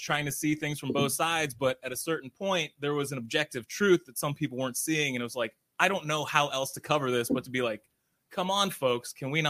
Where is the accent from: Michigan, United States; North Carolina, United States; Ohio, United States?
Ohio, United States; Cornersburg; also born or lived in Canfield, Ohio; So grew up in Cornersburg, went to Kirkmere.